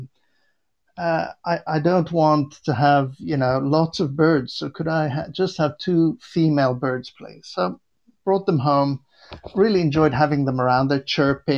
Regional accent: Beirut, Beirut Governorate, Lebanon; now in Warwickshire, United Kingdom; I was born in Beirut, Lebanon

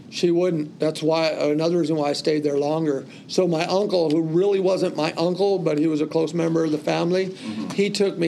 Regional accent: California, United States; also born or lived in New York; I was that kid from California

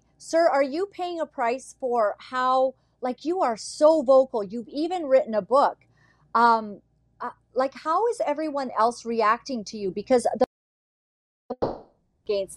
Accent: Canada; also born or lived in United States; as a dual citizen, I'm Canadian

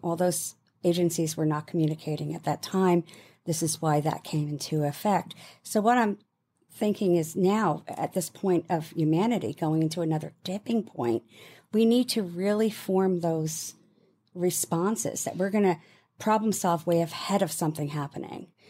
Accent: United Kingdom

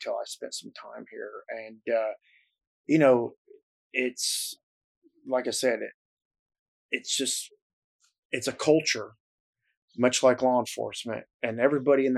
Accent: Nashville, Tennessee, United States; moved away as an adult; also born or lived in New Jersey / Atlanta, Georgia; I was born in New Jersey. And I know you can't tell by the accent I have, but I grew up in Nashville, Tennessee

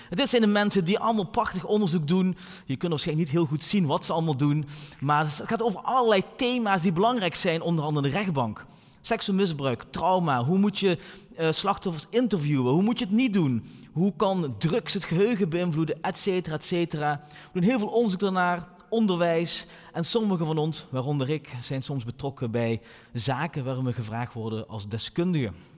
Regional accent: Maastricht, Limburg, Netherlands; de stad waar ik vandaan kom, Maastricht.

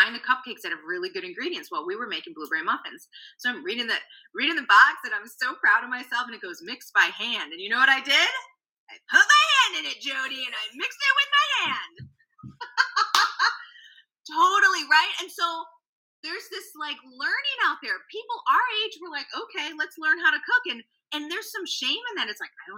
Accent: Chicago, Illinois, United States; accent: Chicago; I have a total Chicago accent, so I don't hear my accent

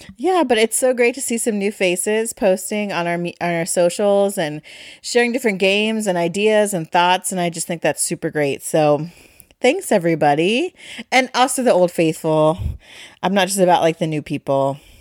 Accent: Ohio, United States; we're from Ohio

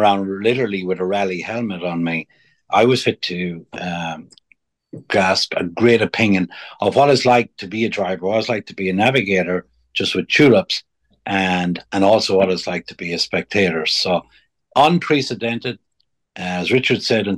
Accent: Ireland; now in United States; when I was a young fella growing up in Ireland before I came to America

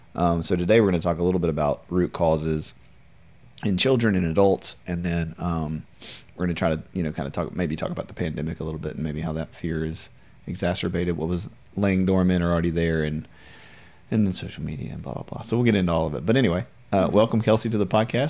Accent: Louisiana, United States; my entire life of being in Louisiana, most of my life

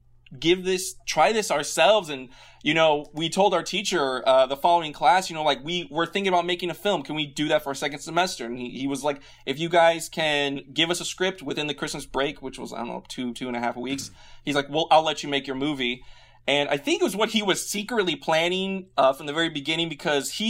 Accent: Tucson, Arizona, United States; moved away as an adult; now in Austin, United States; I'm originally from Tucson, Arizona. I moved down to Austin about 6 years ago.

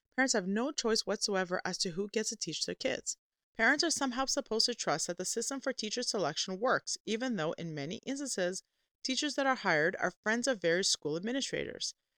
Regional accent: Canada; a Canadian Christian Orthodox homeschooling mother that also works

